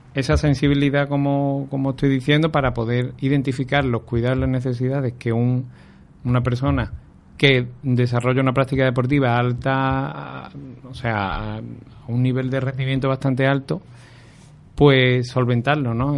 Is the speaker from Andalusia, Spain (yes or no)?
yes; Aljarafe, Seville, Andalusia, Spain; yo soy de Anarcasa, de, un pueblecito de aquí de la Jarafe de Sevilla